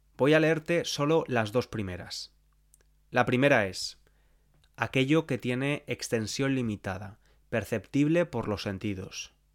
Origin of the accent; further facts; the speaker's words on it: Spain; las cosas típicas que les decimos a las criaturas cuando están creciendo, al menos en España